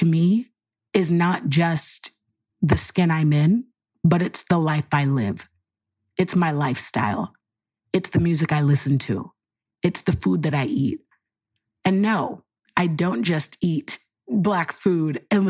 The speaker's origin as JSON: {"language": "English", "town": "Miami", "region": "Florida", "country": "United States", "tie": "born or raised there", "moved": "as an adult", "lives_now": "Texas, United States", "said": "a phenomenal black woman born and raised in Miami, currently living in Texas"}